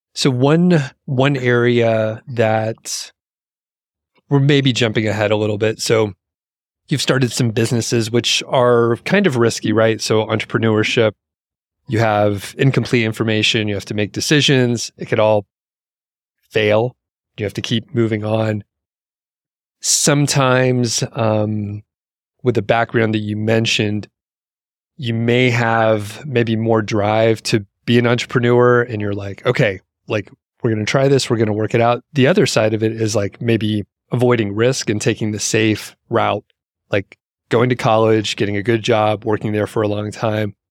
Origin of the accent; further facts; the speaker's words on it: United States; as an American